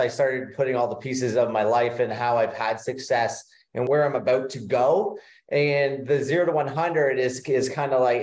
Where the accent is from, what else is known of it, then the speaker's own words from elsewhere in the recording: Ontario, Canada; now in Florida, United States; I grew up in Ontario, Canada. So right now we live in Florida.